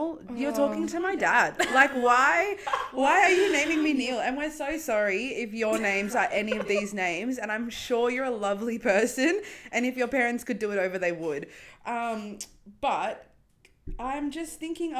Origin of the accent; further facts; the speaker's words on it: South Africa; moved away; When I was growing up in South Africa, we had these opposite neighbours